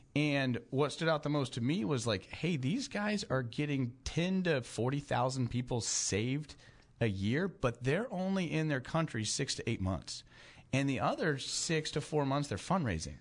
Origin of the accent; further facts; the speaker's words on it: Tulsa, Oklahoma, United States; I grew up in Tulsa